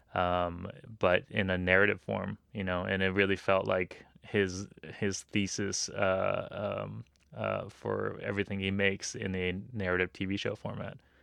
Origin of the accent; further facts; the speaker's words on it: Los Angeles, California, United States; a Japanese kid who grew up in L